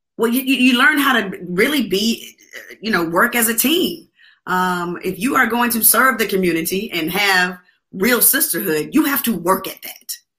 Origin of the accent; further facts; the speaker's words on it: Atlanta, Georgia, United States; I'm from Atlanta